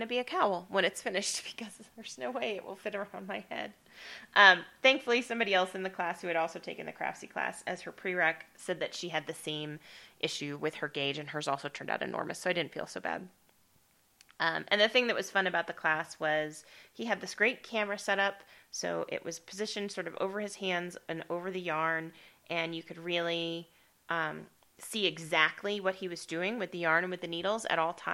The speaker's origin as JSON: {"language": "English", "town": "Estes Park", "region": "Colorado", "country": "United States", "tie": "born or raised there", "moved": "yes", "said": "Estes Park is my hometown. That's where I grew up"}